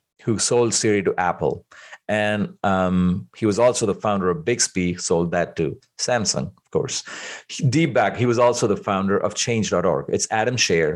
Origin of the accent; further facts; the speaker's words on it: India; moved away; I grew up in India